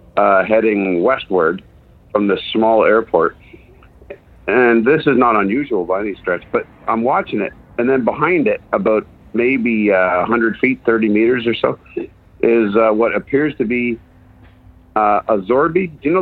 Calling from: East Gwillimbury, Ontario, Canada; Hey, I'm over in East Gwillimbury. It's a little bit north of Toronto.

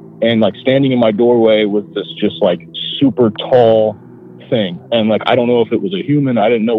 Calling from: Ohio, United States; from Ohio. I live pretty close to Dayton, Ohio.

